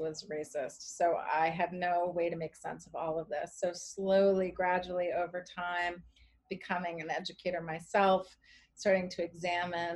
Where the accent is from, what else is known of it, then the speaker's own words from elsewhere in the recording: Charlottesville, Virginia, United States; now in Cambridge, United States; I grew up in Charlottesville, Virginia